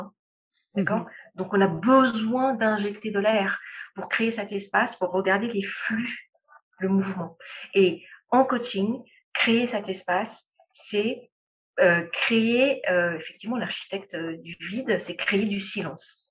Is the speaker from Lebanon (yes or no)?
yes; Lebanon; moved away; also born or lived in Europe / Middle East / Africa; je suis libanaise